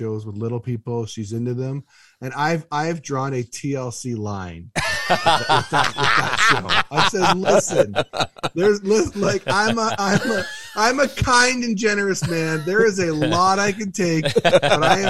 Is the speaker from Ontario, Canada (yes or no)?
yes; Belleville, Ontario, Canada; it's my hometown